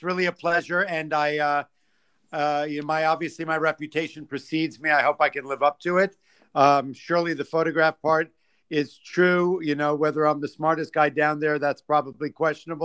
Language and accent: English; New York City, New York, United States; I grew up in New York City.